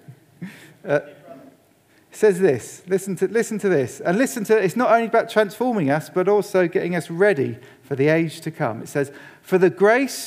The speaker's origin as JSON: {"language": "English", "region": "England", "country": "United Kingdom", "said": "as an Englishman"}